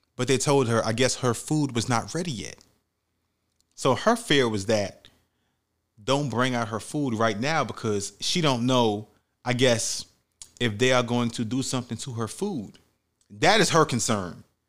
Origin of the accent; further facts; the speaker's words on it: New York City, New York, United States; where I grew up at in the Bronx, New York